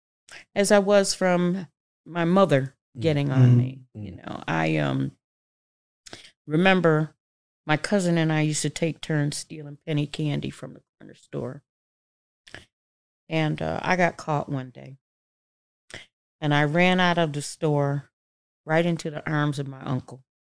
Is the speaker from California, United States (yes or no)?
no; Syracuse, New York, United States; Well, I grew up poor in Syracuse, New York.